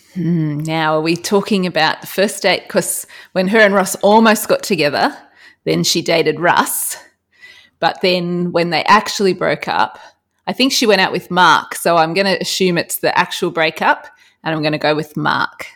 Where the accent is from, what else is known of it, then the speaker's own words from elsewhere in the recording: Australia; as an Australian